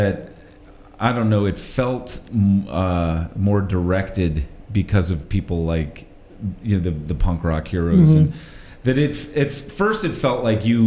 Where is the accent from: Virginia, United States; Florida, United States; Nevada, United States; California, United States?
Virginia, United States; Richmond; I grew up in Churchill. I went to Richmond Public Schools